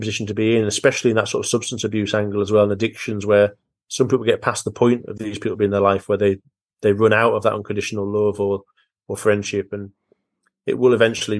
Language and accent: English; near the Lake District, North West England, United Kingdom; I was brought up quite near the Lake District